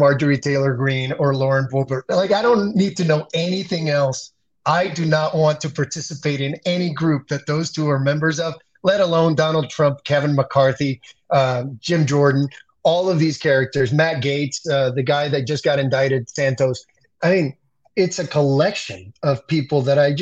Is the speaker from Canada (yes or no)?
no; Dominican Republic; now in United States; I grew up in the Dominican Republic under a guy named Joaquin Balaguer, who was the president